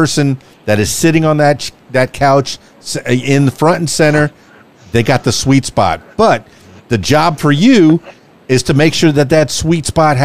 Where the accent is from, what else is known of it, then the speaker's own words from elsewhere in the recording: Miami, Florida, United States; now in Russellville, United States; I'm from Miami, came to Russellville